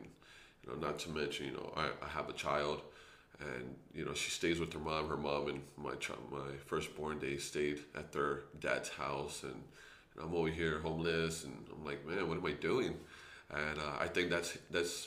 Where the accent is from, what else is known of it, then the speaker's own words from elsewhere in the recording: San Antonio, Texas, United States; I'm actually from the east side of San Antonio. But I would say the east side of San Antonio is because that's where I majority lived most